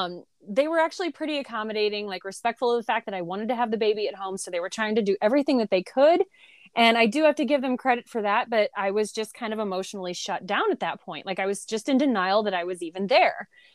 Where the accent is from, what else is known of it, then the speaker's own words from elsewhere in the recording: Southern Illinois, United States; I grew up in a little bitty town in Southern Illinois. Whenever I tell people I'm from Illinois, I have to explain that it's closer to St. Louis, Missouri than it is Chicago, because a lot of people think Chicago. A little bitty rural town.